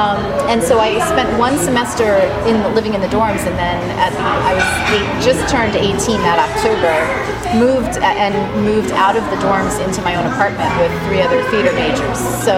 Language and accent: English; Dumont, New Jersey, United States; Straight up Jersey girl, like born and bred Jersey girl up in Bergen County.